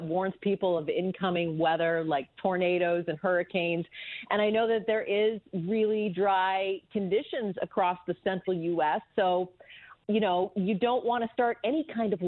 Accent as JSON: {"language": "English", "country": "Canada", "tie": "born or raised there", "moved": "yes", "lives_now": "United States", "said": "I am a dual citizen. I was born in Canada, but my father was American"}